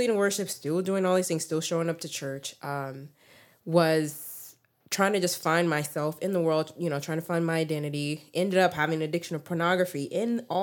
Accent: Texas, United States; also born or lived in Memphis, Tennessee; been here since I was 3, so born and raised here in Texas.

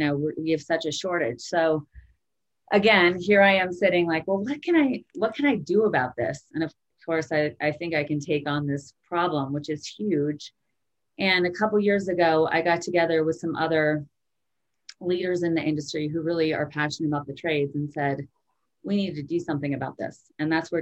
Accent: Vermont, United States; I grew up in Vermont. I was born and raised in a small ski town

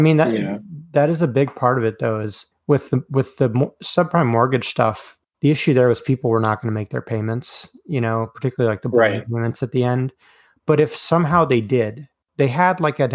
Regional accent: Oklahoma, United States; Growing up in Oklahoma

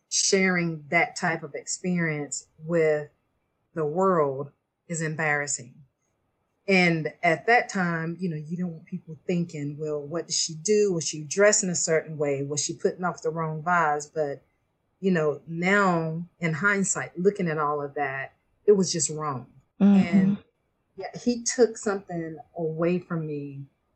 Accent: Beaufort, Georgia, United States; I am from Beaufort, Georgia, and I was raised in a very strict Christian home

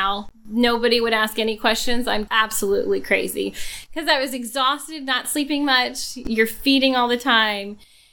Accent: Texas, United States; moved away; I'm from Texas, but none of our children have ever lived in Texas

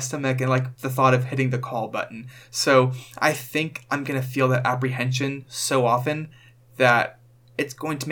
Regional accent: Texas, United States; living in Texas

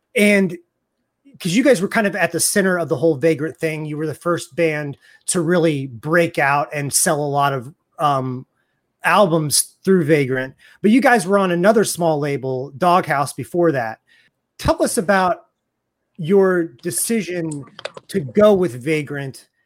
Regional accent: Raytown, Missouri, United States

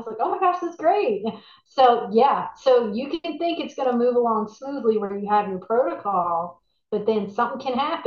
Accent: Dallas, Texas, United States; moved away as an adult; now in New Orleans, United States; I was raised in Texas. In Dallas. So I was in, you know, Northeast Texas

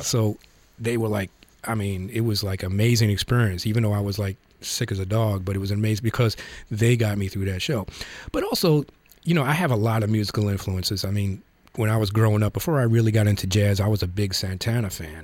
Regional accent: New York, United States; I grew up in the Bronx

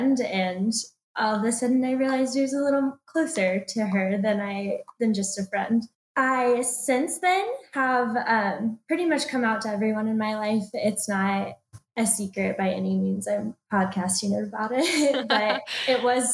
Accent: Dallas, Texas, United States; moved away as an adult; also born or lived in Athens, Georgia; now in Atlanta, United States; I grew up in Dallas, Texas, so moving to the University of Georgia for school was kind of a big jump for me

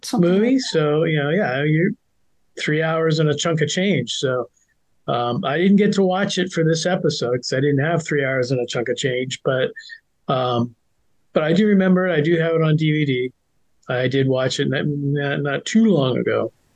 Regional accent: San Francisco Bay Area, California, United States; I grew up in the San Francisco Bay Area

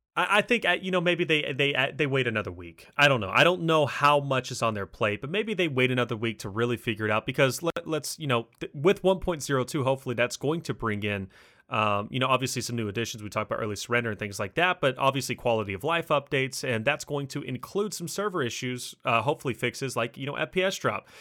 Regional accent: Kentucky, United States; accent: Kentucky; I'm from Kentucky

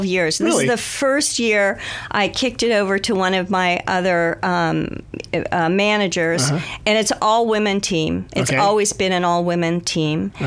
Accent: Santa Monica, California, United States; moved away as an adult; also born or lived in Berkeley, California; now in Sonoma, United States; I was born, and I went through K-12 school in the Los Angeles Unified School District.

